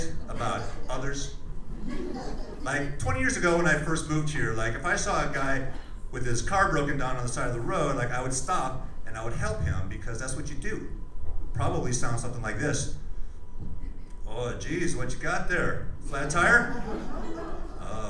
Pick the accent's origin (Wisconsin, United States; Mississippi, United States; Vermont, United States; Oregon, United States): Wisconsin, United States; now in Phoenix, United States; I grew up in Wisconsin